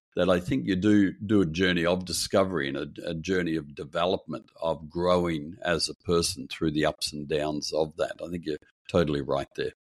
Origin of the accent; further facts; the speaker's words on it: Perth, Western Australia, Australia; I grew up in Perth on the west coast of Australia.